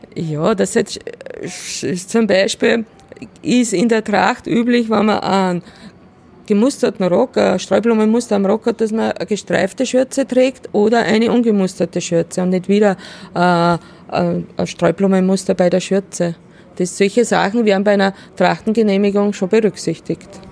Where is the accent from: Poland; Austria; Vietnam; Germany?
Austria; Salzkammergut, Upper Austria; ich komme selber aus dem Salzkammergut